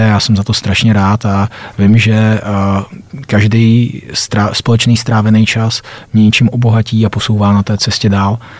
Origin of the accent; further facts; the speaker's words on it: Vysočina Region, Czechia; now in Prague, Czech Republic; jsme se kluci z Vysočiny dostali konečně do Prahy